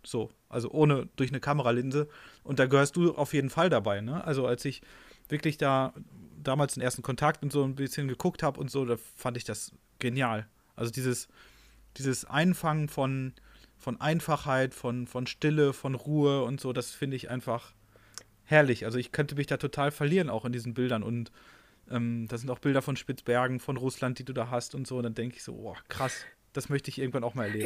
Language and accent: German; North Rhine-Westphalia, Germany; ich komme ja auch aus NRW